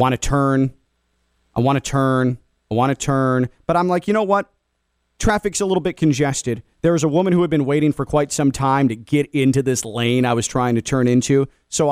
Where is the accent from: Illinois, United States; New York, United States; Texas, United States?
Illinois, United States; Chicago; now in South Florida, United States; In the Midwest, where I grew up in the Chicago area